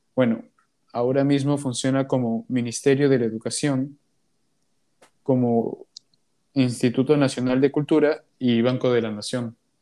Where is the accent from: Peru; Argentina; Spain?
Peru